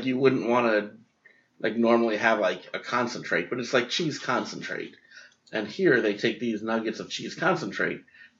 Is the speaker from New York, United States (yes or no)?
yes; New York, United States; moved away; where I grew up in New York.